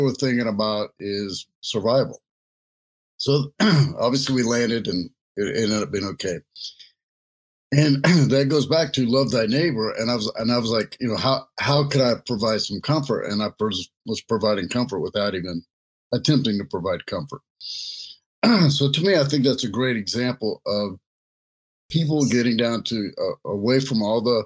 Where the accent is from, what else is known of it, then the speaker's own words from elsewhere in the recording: United States; I was a minority in being an American and speaking, you know, only English